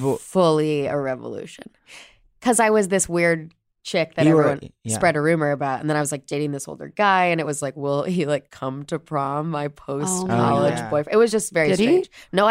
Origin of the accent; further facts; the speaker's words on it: Chicago, Illinois, United States; I'm from the South Side of Chicago.